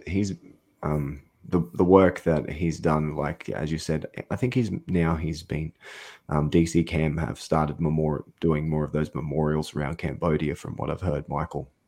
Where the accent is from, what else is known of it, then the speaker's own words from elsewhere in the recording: Australia; I'm an Australian guy